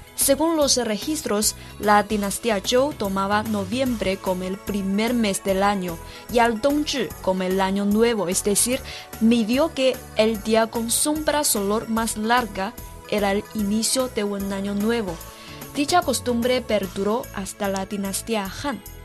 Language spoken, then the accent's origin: Spanish; Sichuan, China; Spanish is a second language; moved away; Desde mi pueblo natal, Sichuan.